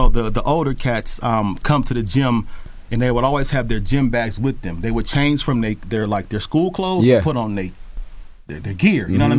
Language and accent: English; Richmond, California, United States; also born or lived in New York; I am from the Bay Area. I grew up in a small suburb called Hilltop, right outside of Richmond. And my father's from New York, from Brooklyn. My mom is from Oakland.